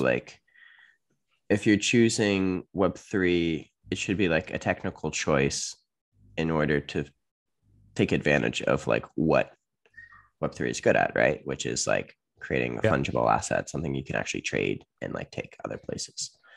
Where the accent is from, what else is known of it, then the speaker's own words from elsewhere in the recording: upstate New York, United States; USA, upstate New York. Actually, not too far from Canada